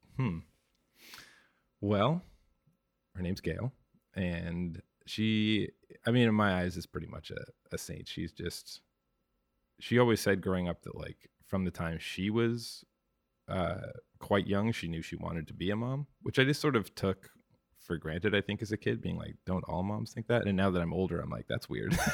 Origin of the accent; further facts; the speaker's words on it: Victoria, British Columbia, Canada; moved away as an adult; also born or lived in Toronto; now in Vancouver, Canada; I was born and raised in Victoria